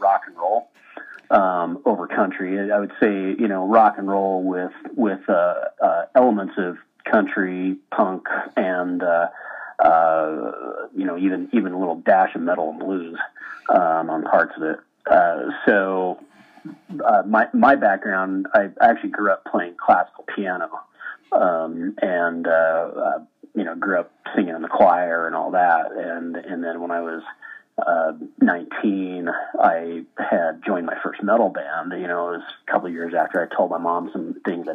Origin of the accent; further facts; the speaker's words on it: Provo, Utah, United States; I actually was born down in Provo